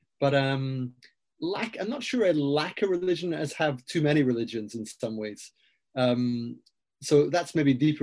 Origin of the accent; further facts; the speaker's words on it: Aberdeen, Scotland, United Kingdom; I grew up in Aberdeen in Scotland